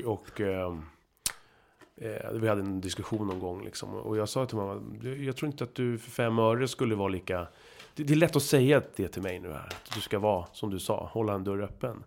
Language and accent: Swedish; Huddinge, Stockholm County, Sweden; Geografiskt är jag uppväxt i Huddinge